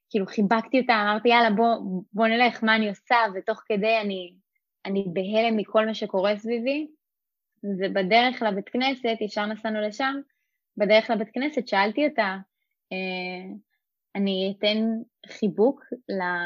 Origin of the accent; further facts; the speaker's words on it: Rosh HaAyin, Central District, Israel; אני גדלתי בראש העין